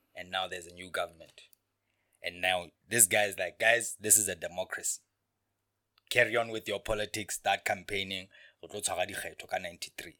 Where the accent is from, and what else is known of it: Lesotho